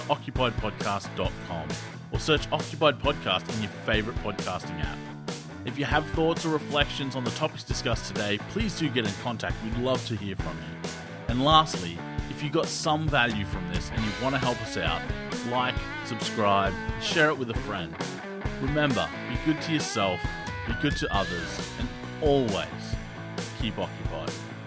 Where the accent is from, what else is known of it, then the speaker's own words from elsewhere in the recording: Australia; accent: thick Australian; a male and a female thick Australian accent